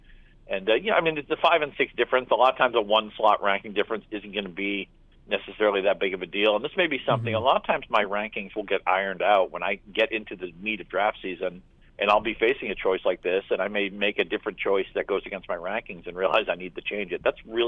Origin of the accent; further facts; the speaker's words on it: New England, United States; I grew up in New England, Boston Bruin fan.